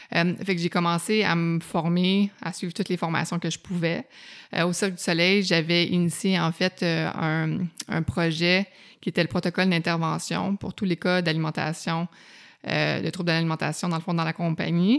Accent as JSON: {"language": "French", "area": "Outaouais", "region": "Quebec", "country": "Canada", "also_born_or_lived": "Montreal", "moved": "as an adult", "said": "je viens de l'Outaouais, fait que ça impliquait un ah déménagement, puis j'avais hâte d'aller à Montréal"}